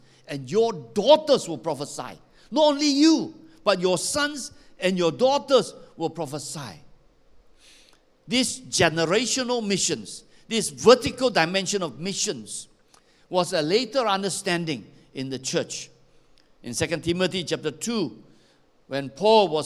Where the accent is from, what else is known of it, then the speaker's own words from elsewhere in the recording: Malaysia; I come from Xinjiang.